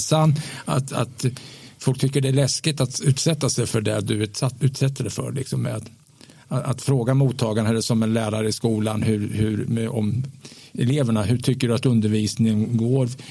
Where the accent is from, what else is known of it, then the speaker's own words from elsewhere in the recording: Östergötland, Sweden; min uppväxt i Östergötland på 60-talet